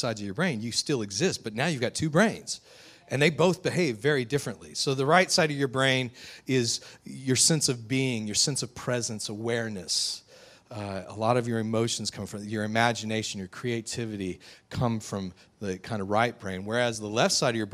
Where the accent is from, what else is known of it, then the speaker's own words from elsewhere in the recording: West Texas, United States; also born or lived in southeastern Louisiana; now in Covington, United States; I grew up out in West Texas